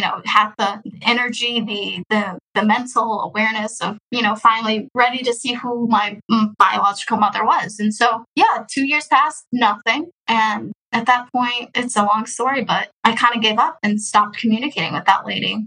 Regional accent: Houston, Texas, United States; also born or lived in Russia; I'm from Houston, Texas. Been here since I was adopted, which I was adopted in the year of 20, 2002

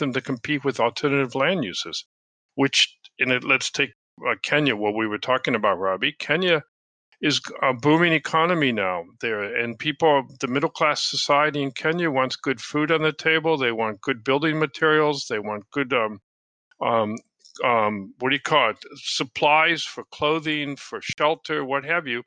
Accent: United States; accent: American; now in United Kingdom; I'm an American, as you can tell by my accent, but I live in the UK

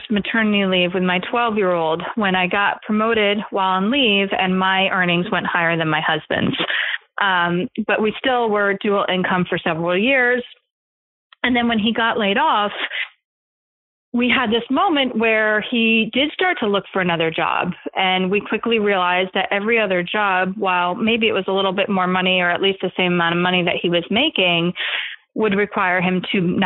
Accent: East Coast, United States; also born or lived in California; now in New York, United States; When we moved from California to New York, where we're both from the East Coast originally

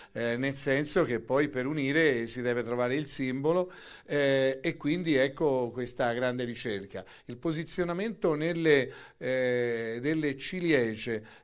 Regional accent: Florence, Tuscany, Italy; Consentitemi da fiorentino centrico come sono però di dire che eh, i due simboli, eh, sia il leone sia il Giglio lo vedo

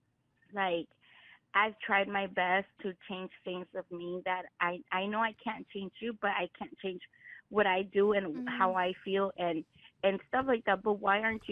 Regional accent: California, United States; I was raised here in California

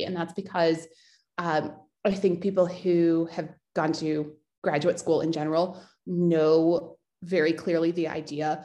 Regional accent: United States; growing up in America

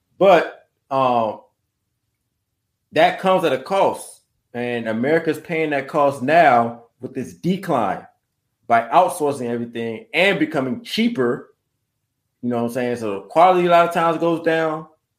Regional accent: United States; as much as I am American first and ADOS first

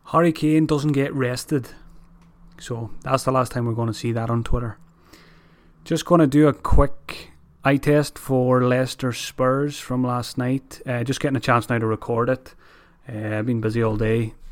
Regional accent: Ireland; as an Irish person

